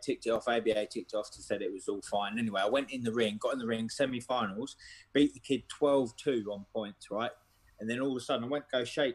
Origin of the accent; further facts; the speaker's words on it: Ely, East of England, United Kingdom; I'm from Ely, Cambridgeshire, so it's like rap boxing around here is non-existent